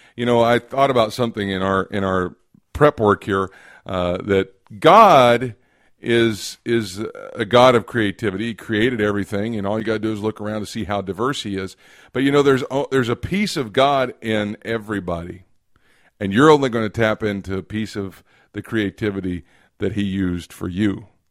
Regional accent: Kentucky, United States; I'm from Kentucky

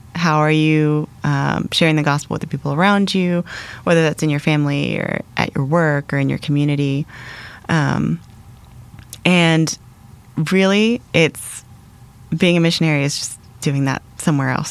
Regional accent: Atlanta, Georgia, United States; moved away as an adult; now in Middle East; I grew up in the Atlanta area.

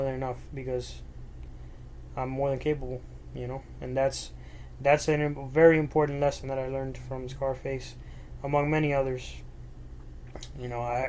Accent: Miami, Florida, United States; first language Spanish; English is a second language; I was born and raised in Miami

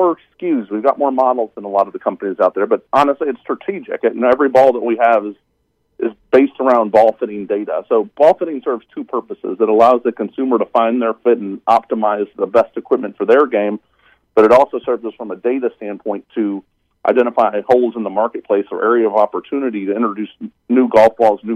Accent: St. Louis, Missouri, United States; now in Covington, Georgia, United States; I'm originally from St. Louis

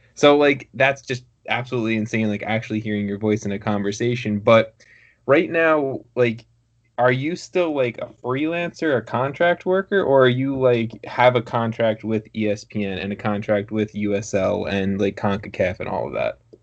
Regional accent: Long Island, New York, United States; I'm a Long Islander

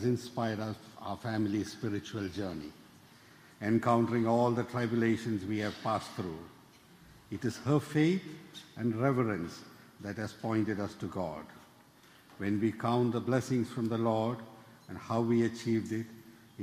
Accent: Kerala, India; moved away as an adult; also born or lived in Memphis, Tennessee; now in New York City, United States; I was born in India. I came to New York City about 25 years ago.

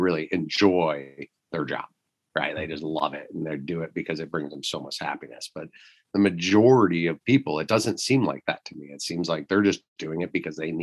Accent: Michigan, United States; moved away; when I grew up in Michigan, we had roughly about 8.5 hours of usable daylight where I live there

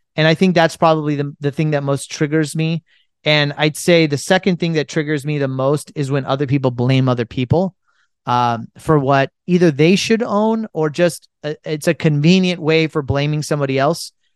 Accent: United States; as an Indian who was born and raised in America

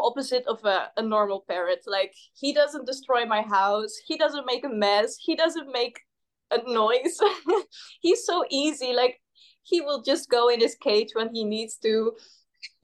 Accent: Netherlands; English is a second language; I'm from the Netherlands. So my English might not be that good

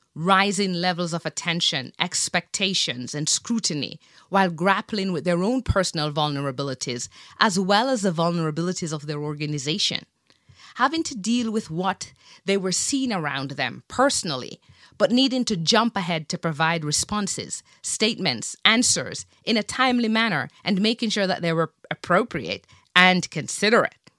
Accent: Jamaica; I grew up in Jamaica in the seventies

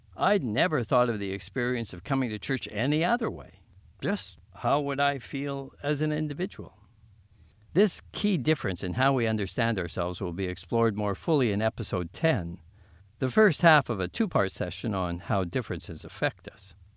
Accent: Winnipeg, Manitoba, Canada; I was born and raised on Treaty One land

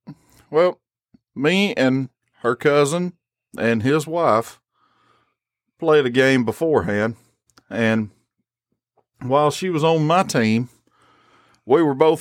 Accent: Southern United States, United States; accent: Southern; if I may say so in my wonderful Southern accent.

